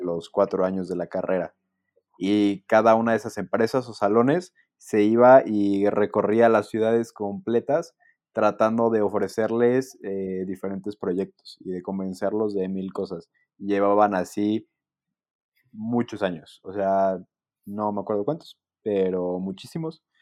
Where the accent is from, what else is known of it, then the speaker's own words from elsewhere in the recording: Mexico; Bastante agradecidos y afortunados de ser mexicanos y vivir en México